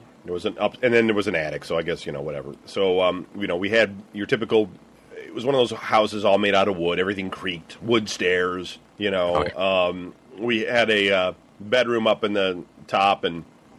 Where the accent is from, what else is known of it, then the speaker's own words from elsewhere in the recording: Clawson, Michigan, United States; also born or lived in Detroit; I was born in Detroit.